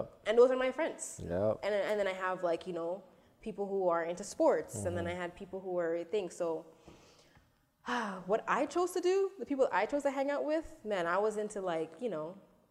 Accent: Toronto, Ontario, Canada; I'm from Scarborough, and I grew up in the suburbs of Scarborough, like the borders, like along Steeles

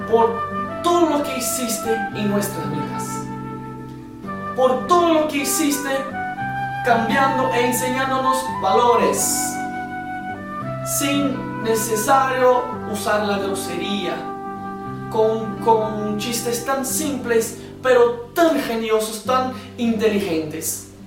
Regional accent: Brazil; yo soy brasileño. Yo vivo en el centro de Brasil y desde niño, como muchas, muchos otros niños brasileños

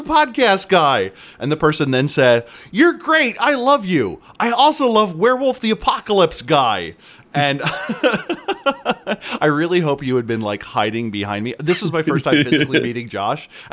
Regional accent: Philadelphia, Pennsylvania, United States; I am from Philadelphia

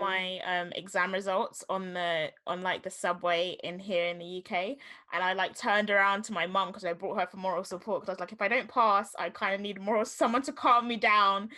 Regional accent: Jamaica; what I'm gonna experience as a Jamaican person

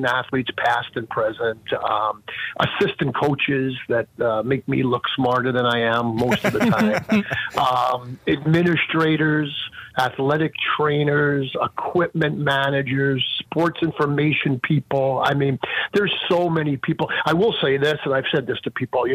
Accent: New York City, New York, United States; moved away as an adult; also born or lived in Long Island, New York / Brockport, New York; now in Erie, United States; I born and raised in the New York City area, believe it or not. Born in Brooklyn, New York, and then my family moved out to the Long Island area when I was about 13 years old

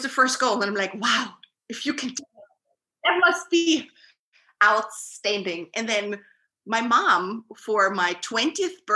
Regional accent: Vienna, Austria; I'm from Vienna, Austria, which is not so far away from Zurich. And I'm living here my whole life

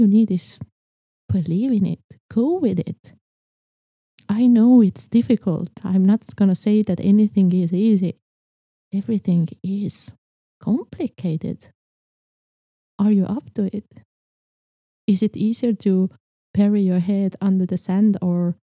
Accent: Estonia; I was born in Estonia

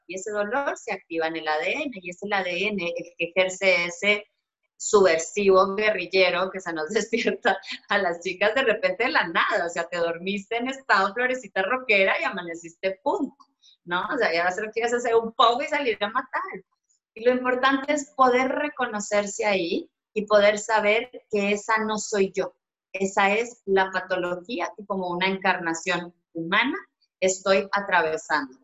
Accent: Colombia; yo soy una mujer colombiana

